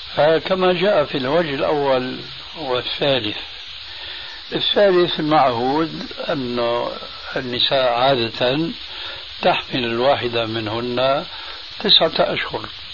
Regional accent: Syria; moved away; عندنا في سوريا

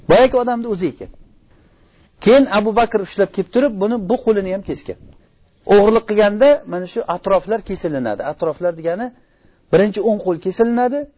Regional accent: Uzbekistan; o'zimizda o'zbekchilik degan narsamiz bor

